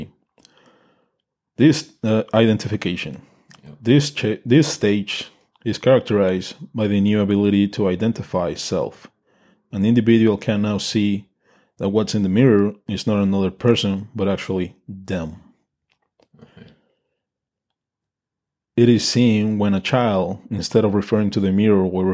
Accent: Mexico; English is a second language; I'm Mexican and English is my second language

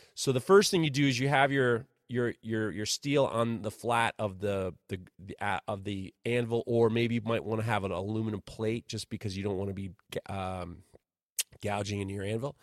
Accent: Ohio, United States; when I was growing up in Ohio, while I was in college in Ohio

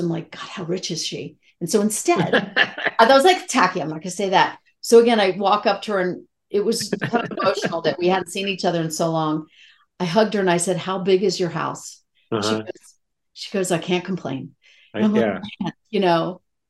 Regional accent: Rockville, Maryland, United States; moved away as an adult; also born or lived in New York City; I grew up in Rockville, Maryland

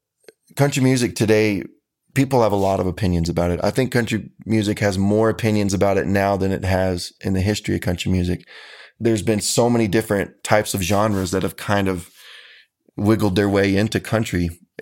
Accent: San Antonio, Texas, United States; I grew up in the San Antonio area.

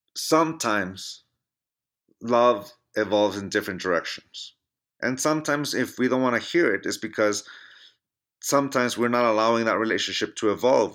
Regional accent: Chula Vista, California, United States; now in Reno, United States; My hometown of San Diego, California

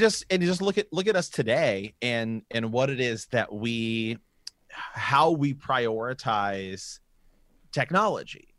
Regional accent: Ohio, United States; we're from Ohio

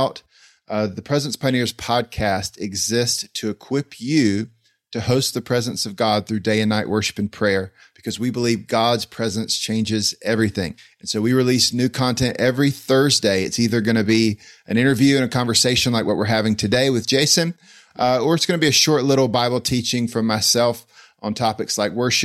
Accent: Greenville, North Carolina, United States; my hometown, Greenville, North Carolina.

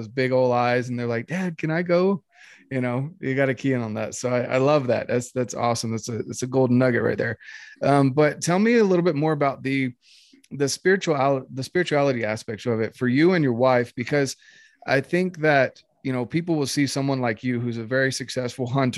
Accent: North Carolina, United States; now in Utah, United States; growing up in North Carolina

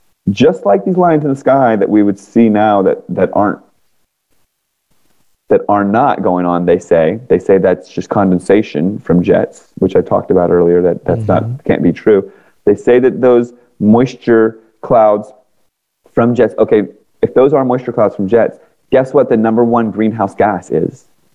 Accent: Washington, District of Columbia, United States; because I grew up in Washington, D.C. area. All my friends ended up working for Booz Allen Hamilton, Northrop Grumman, all these government contractors. Mm-hmm. I moved to California.

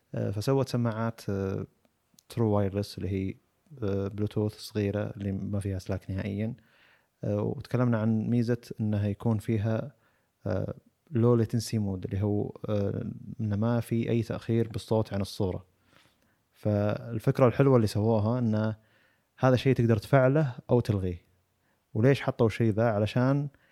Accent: Saudi Arabia; عندنا بالسعوديه

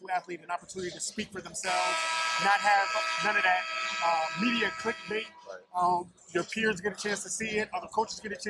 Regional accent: Philadelphia, Pennsylvania, United States; I'm from Philadelphia

